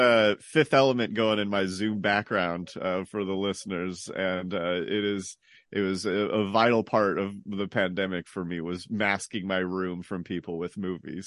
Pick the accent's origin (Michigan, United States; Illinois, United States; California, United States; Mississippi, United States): California, United States; San Jose; also born or lived in New York; now in Hollister, United States; I'm from, uh, San Jose. Uh, born, born, born and largely raised there.